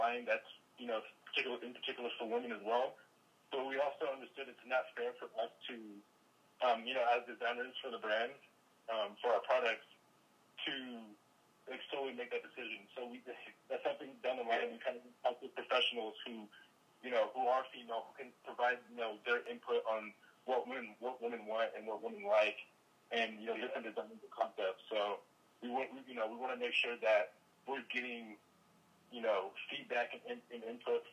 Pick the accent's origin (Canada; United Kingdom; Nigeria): Nigeria; moved away; also born or lived in Sacramento, California, United States; I was born in Nigeria, grew up partly in Nigeria, partly in Sacramento.